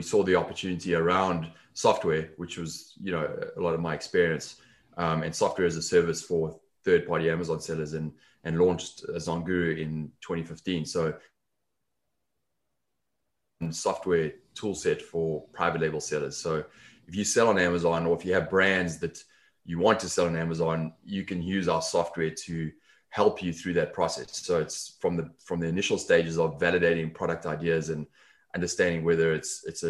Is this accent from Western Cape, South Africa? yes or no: no; Johannesburg, Gauteng, South Africa; accent: South African; moved away as an adult; also born or lived in London; now in Los Angeles, United States; The accent is South African originally. So I'm from South Africa, grew up in Johannesburg, left there in my 20s